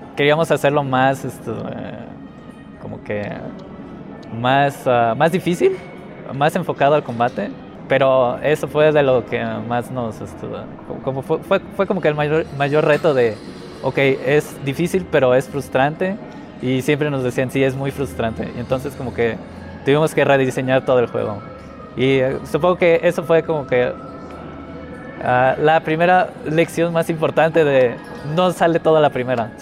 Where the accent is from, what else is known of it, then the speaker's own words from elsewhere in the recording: Mérida, Yucatán, Mexico; venimos de Yucatán, de Mérida, Yucatán